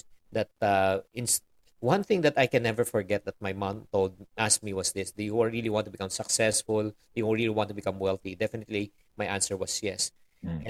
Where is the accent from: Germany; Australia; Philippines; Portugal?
Philippines; Well, definitely, being raised as a Filipino-Chinese has really has great advantages